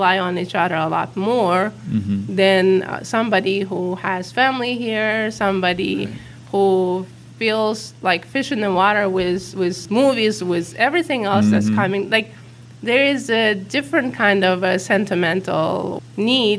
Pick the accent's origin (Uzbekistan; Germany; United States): Uzbekistan; English is a second language; moved away; I was born in a country that doesn't exist. I was born in the Soviet Union.